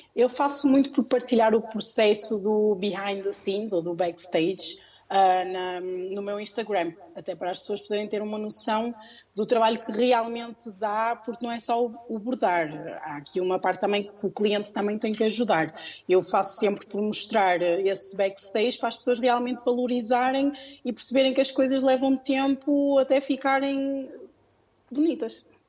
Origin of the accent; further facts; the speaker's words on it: Porto, Norte, Portugal; also born or lived in Lisbon, Portugal; no Porto, que é de onde eu sou